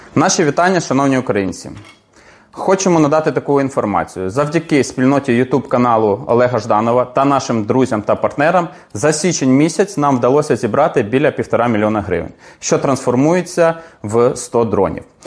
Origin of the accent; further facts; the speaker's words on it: Ukraine; мы из Украины